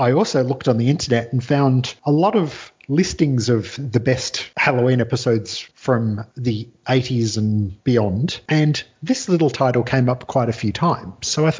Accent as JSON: {"language": "English", "region": "Scotland", "country": "United Kingdom", "tie": "born or raised there", "moved": "yes", "lives_now": "Australia", "said": "I grew up in Scotland"}